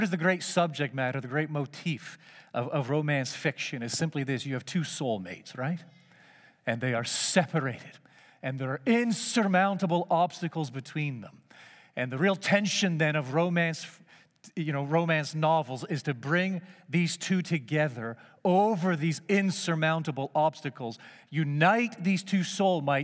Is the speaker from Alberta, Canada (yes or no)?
no; Markham, Ontario, Canada; I grew up in Markham, just northeast of the big city, and it was just a hamlet back in those days